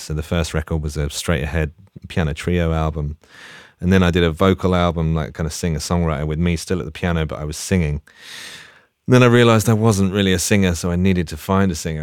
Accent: London, United Kingdom; also born or lived in Leeds; I grew up in Hackney near Dalston.

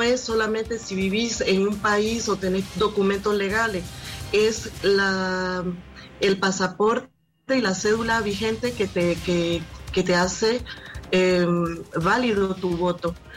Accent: Nicaragua; moved away; los ciudadanos que estamos fuera de Nicaragua

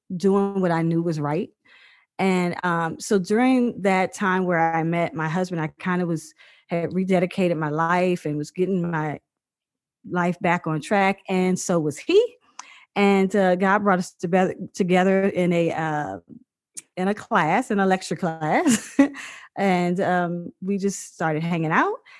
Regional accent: Virginia, United States; moved away as an adult; also born or lived in Seattle; now in Dallas, United States; I was born in Virginia on a farm, a 100 acre farm, and uh, I mean, 200 something acre farm. Sorry, it was like, it had been in my family, it has been in my family for over 100 years, and it's you know, I just I grew up like this free little spirit, just having a blast uh, in Virginia

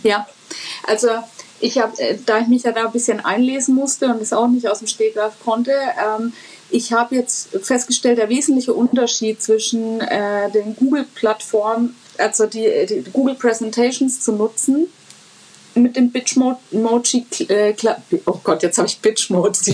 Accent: Franconia, Bavaria, Germany; für mich als Fränkin

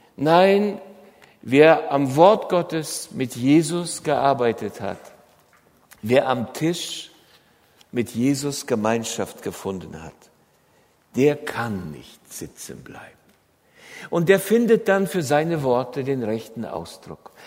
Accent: Germany

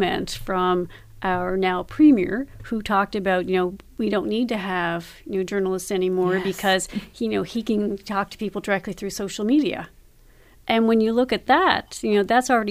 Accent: Canada

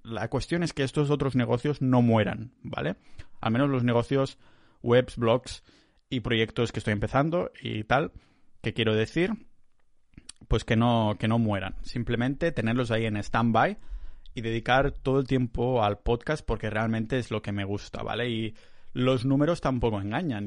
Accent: Catalonia, Spain; now in Tallinn, Estonia; soy muy catalán

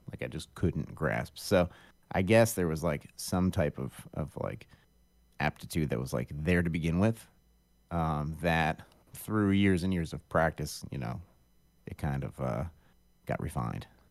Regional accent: Akron, Ohio, United States; also born or lived in Oberlin, Ohio / Cleveland, Ohio; I'm from Akron, Ohio, originally. And I grew up in Akron

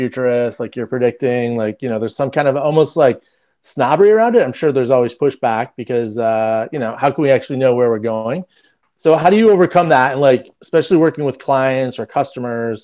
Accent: Detroit, Michigan, United States; growing up in Detroit around the auto industry

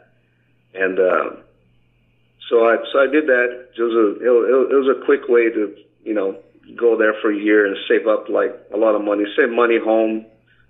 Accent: São Paulo, Brazil; moved away as an adult; also born or lived in Japan; now in Las Vegas, United States; Born and raised, yeah. I was born in São Paulo, 1974. Born and raised São Paulo all the way up to I was 19 years old when I left

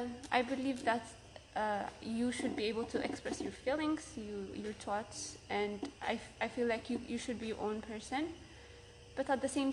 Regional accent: Ethiopia; moved away as an adult; now in United States; I'm also from Ethiopia

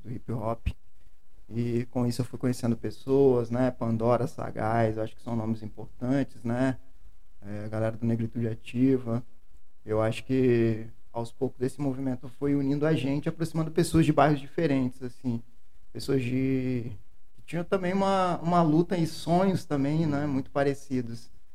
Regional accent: Serra, Espírito Santo, Brazil; Serra Dourada, onde eu cresci, onde eu cheguei com um ano de idade

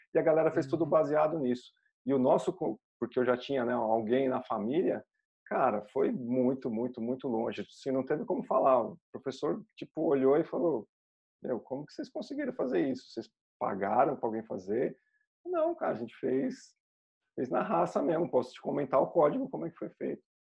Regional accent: Brazil; como cidadãos, como brasileiros

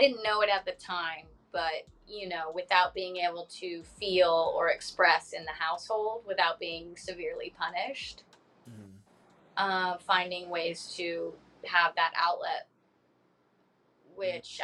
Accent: Long Beach, California, United States; I was born in Long Beach, California

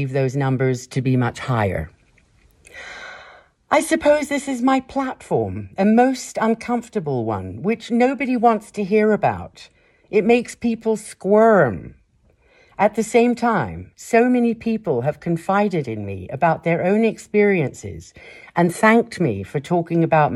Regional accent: Kenya; moved away; my life growing up in Kenya

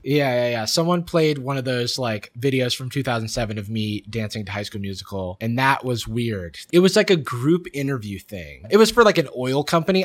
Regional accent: Florida, United States; how I'm from there.

